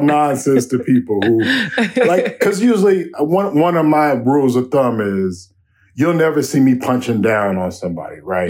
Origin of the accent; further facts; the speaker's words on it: Chicago, Illinois, United States; moved away as an adult; now in Minneapolis, United States; I grew up in Chicago where I could, where, where I was growing up, where I grew up in the South Side